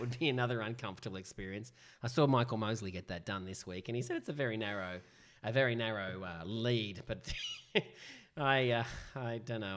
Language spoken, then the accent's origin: English; Sydney, New South Wales, Australia; we are from Northern Sydney